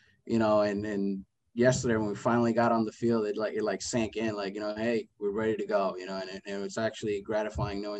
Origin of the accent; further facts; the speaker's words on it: Puerto Rico; moved away as an adult; also born or lived in Pennsylvania; I came from Puerto Rico, straight out of high school, went to college in Keystone College in Pennsylvania